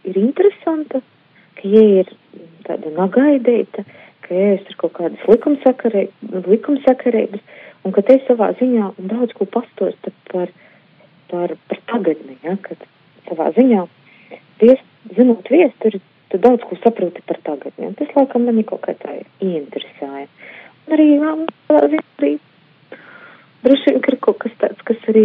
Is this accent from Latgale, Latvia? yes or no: yes; Sakstagals, Latgale, Latvia; bet jā, es esmu no Latgaļas. Un es esmu uh, no, no, no Sakstagala, kas ir starp Viļānim un Rēzekni.